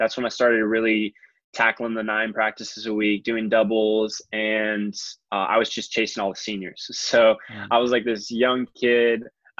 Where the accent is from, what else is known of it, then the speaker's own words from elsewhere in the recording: East Bay, California, United States; moved away as an adult; also born or lived in Florida; I grew up in California, so about 45 minutes east of San Francisco, so like East Bay area, Pleasanton, Livermore, Tri-Valley County, or Alameda County and Tri-Valley area.